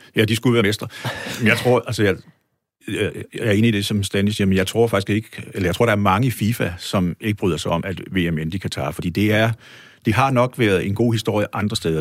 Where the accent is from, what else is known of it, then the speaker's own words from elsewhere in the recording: Odense, Southern Denmark, Denmark; hjemme i Odense